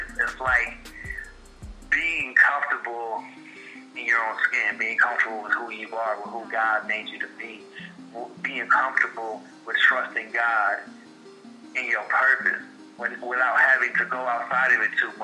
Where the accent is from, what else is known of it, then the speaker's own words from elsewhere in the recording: Detroit, Michigan, United States; moved away as an adult; now in Atlanta, United States; 27 years I grew up in Detroit, Michigan, and then 2018 May I moved to Atlanta, Georgia